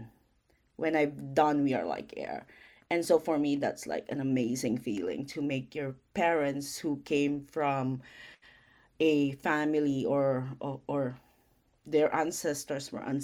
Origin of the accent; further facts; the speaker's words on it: Philippines; I am still a Filipino